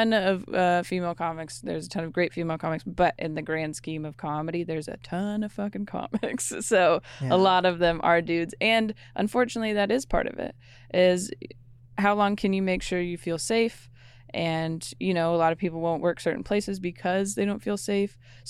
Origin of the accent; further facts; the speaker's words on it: Renton, Washington, United States; Yeah, I'm from Renton.